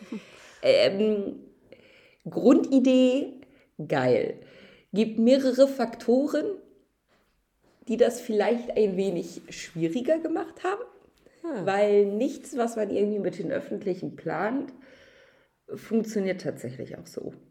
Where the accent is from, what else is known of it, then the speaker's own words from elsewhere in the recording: Salzburg, Austria; ich bin Oberösterreicher, ich komme aus Salzburg.